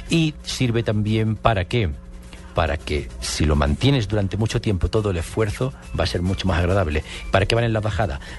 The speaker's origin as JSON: {"language": "Spanish", "country": "Spain", "said": "Yo soy español."}